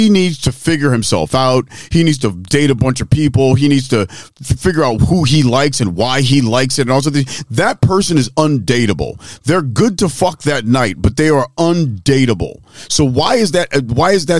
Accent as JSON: {"language": "English", "town": "Philadelphia", "region": "Pennsylvania", "country": "United States", "said": "I'm from West Philly"}